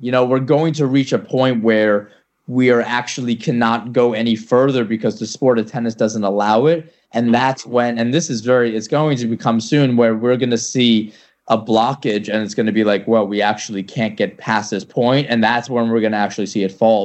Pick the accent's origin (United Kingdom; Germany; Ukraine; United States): United States; New York; I'm from New York